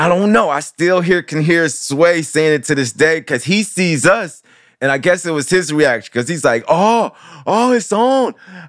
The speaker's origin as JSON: {"language": "English", "region": "Midwest", "country": "United States", "said": "I don't know what side I'm on. I'm from the Midwest."}